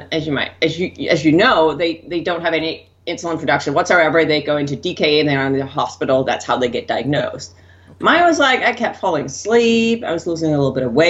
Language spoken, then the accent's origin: English; Denmark; moved away as an adult; I grew up in Denmark. So I was still in Denmark back